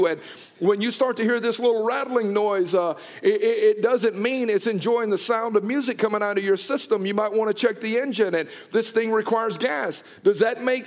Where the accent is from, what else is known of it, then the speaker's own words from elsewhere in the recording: United States; I grew up in the Bible Belt down in Noonan